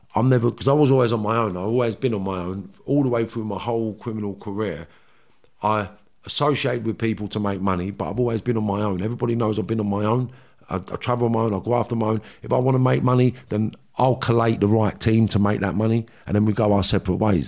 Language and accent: English; London, United Kingdom; also born or lived in Liverpool; we're from Kentish Town, Qu-, Queen's Crescent, Kentish Town